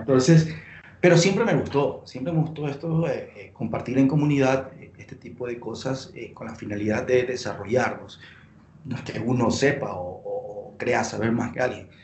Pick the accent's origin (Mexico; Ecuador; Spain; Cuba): Ecuador; Guayaquil, Guayas; moved away as an adult; now in Quito, Ecuador; yo soy de Guayaquil, de la costa de Ecuador